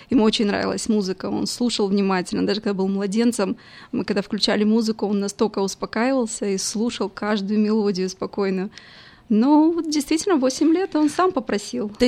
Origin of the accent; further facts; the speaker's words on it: Moldova; now in United States; Мы приехали с Молдовы, да, действительно, может быть, это и оттуда тянется по генам